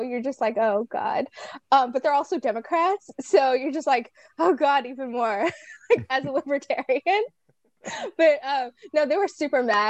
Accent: Palm Springs, California, United States; also born or lived in Loma Linda / Los Angeles; I was born in like Loma Linda. I grew up in Palm Springs, actually

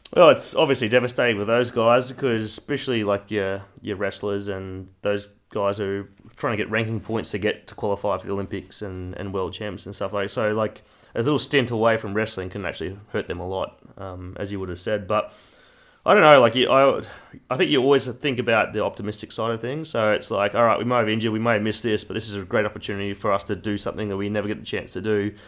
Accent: Kingaroy, Queensland, Australia; moved away; my hometown, Kingaroy in Queensland

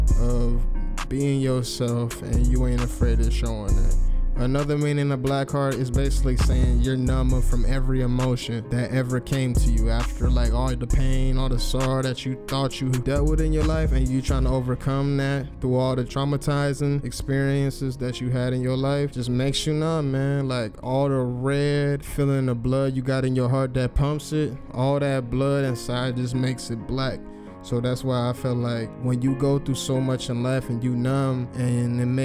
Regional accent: Cleveland, Ohio, United States; I'm from Cleveland, Ohio, born and raised

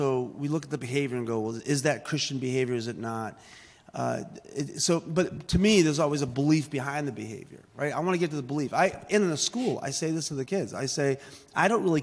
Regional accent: Boston, Massachusetts, United States; I grew up in South Boston, Massachusetts

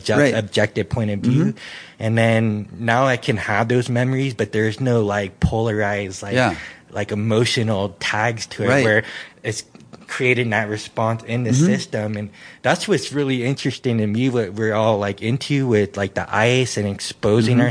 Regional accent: San Francisco, California, United States; moved away; growing up in San Francisco

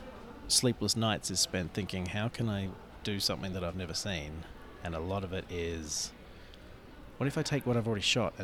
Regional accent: Australia; also born or lived in New Zealand; now in Los Angeles, United States; I was living in New Zealand. I'm from Australia originally.

